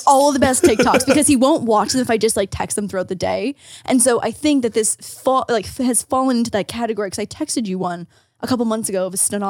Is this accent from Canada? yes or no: yes; Canada; moved away; because I'm Canadian.